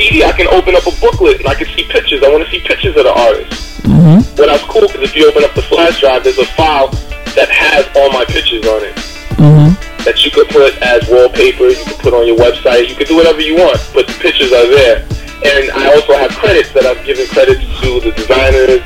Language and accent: English; Haiti; I'm Haitian myself. I was born in Haiti